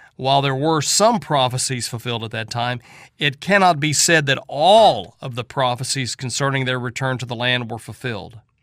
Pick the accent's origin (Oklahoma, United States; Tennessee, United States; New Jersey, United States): Oklahoma, United States; Southeast; When I was growing up in Southeast Oklahoma